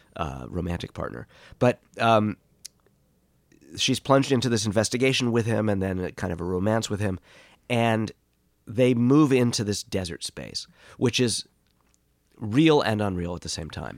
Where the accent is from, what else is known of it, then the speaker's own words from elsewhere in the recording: New York City, New York, United States; moved away as an adult; also born or lived in California; growing up in Boreham Hill